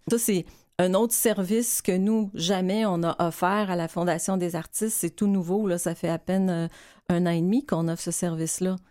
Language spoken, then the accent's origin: French; Quebec, Canada; on est québécois.